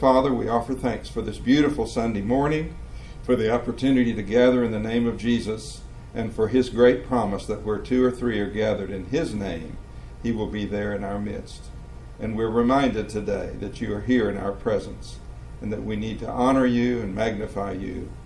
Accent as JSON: {"language": "English", "town": "Tampa", "region": "Florida", "country": "United States", "said": "I'm from Tampa, Florida"}